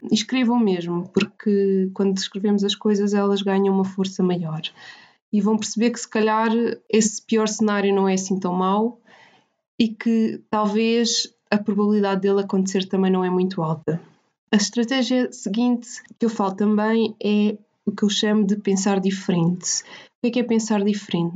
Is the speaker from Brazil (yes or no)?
no; Portugal; nós portugueses